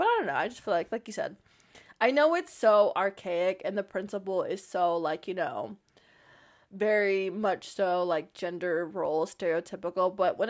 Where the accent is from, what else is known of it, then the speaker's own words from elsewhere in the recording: the South, United States; Being not only a woman, but being a Southern woman, a Southern belle, as they say, darling, I'm from the South, and so our men pay for us to do these things, honey, okay?